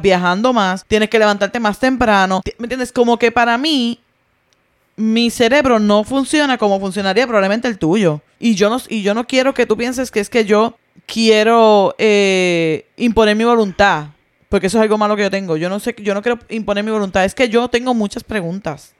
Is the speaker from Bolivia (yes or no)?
no; Puerto Rico; moved away; en mi país